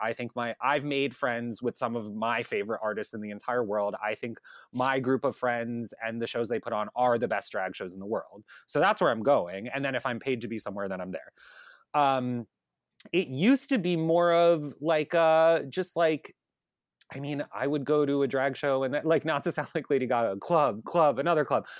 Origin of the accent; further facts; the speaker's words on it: Long Island, New York, United States; I grew up on Long Island, um, and I grew up in the town that's, like, closest to the city